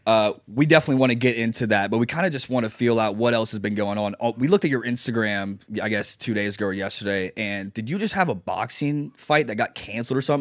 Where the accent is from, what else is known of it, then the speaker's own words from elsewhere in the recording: Nashville, Tennessee, United States; we're from Nashville